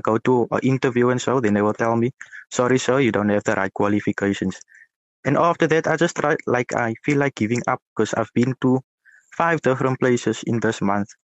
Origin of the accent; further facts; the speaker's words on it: Cape Town, Western Cape, South Africa; So, I'm from Cape Town in South Africa.